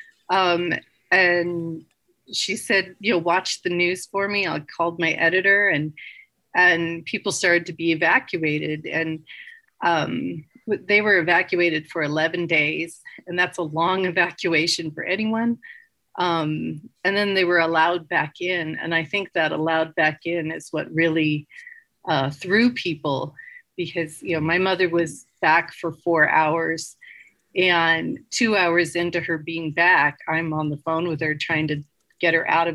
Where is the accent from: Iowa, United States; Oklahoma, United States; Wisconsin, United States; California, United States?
California, United States; Los Angeles; moved away as an adult; also born or lived in Greenville, California; I'm from Los Angeles originally